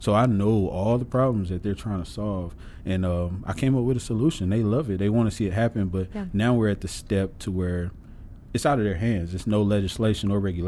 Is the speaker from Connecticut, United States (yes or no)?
no; Tupelo, Mississippi, United States; moved away as an adult; now in Kansas, United States; I'm a tattoo artist from Tupelo, Mississippi